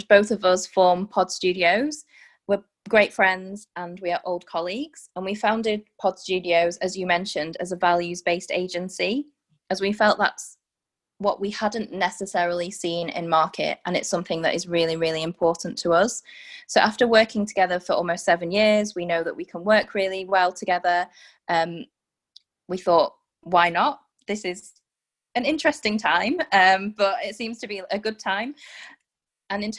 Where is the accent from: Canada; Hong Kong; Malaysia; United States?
Malaysia; northern Malaysia; also born or lived in Newcastle, United Kingdom; now in London, United Kingdom; I'm Northern Malaysian